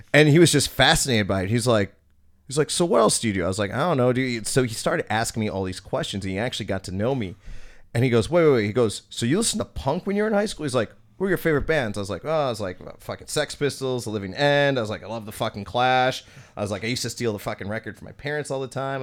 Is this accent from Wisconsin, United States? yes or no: yes; Oak Creek, Wisconsin, United States; growing up in Oak Creek, we had a T V production studio